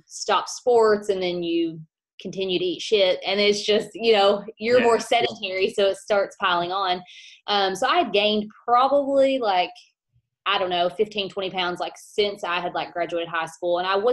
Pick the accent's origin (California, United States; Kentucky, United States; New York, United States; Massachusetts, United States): Kentucky, United States; I am from Kentucky